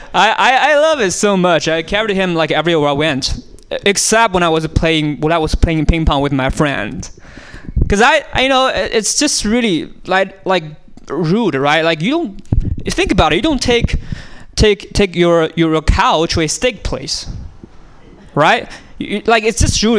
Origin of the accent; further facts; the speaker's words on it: China; moved away; I was born in China, and uh, I was born on a small island actually in China